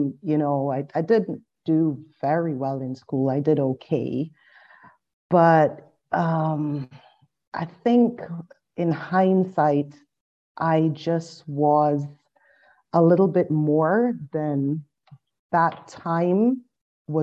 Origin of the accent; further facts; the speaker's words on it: Barbados; I was born and raised in Barbados